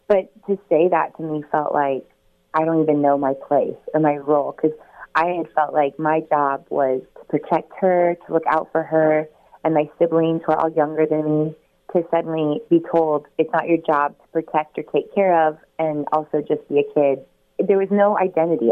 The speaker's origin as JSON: {"language": "English", "region": "southeastern Oregon", "country": "United States", "tie": "born or raised there", "moved": "as an adult", "lives_now": "California, United States", "said": "I grew up on um, a little farm town in Oregon, southeastern Oregon"}